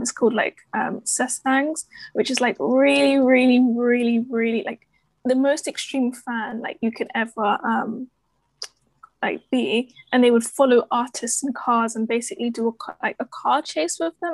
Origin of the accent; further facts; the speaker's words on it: London, United Kingdom; I'm from London and I'm studying journalism at the University of Essex